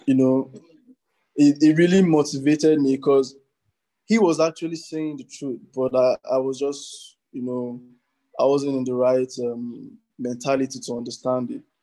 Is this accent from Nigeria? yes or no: yes; Nigeria; as contemporary Nigerian artists